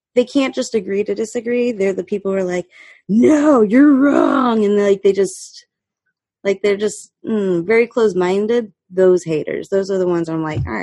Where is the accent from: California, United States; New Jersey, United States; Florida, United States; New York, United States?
Florida, United States; I'm from Florida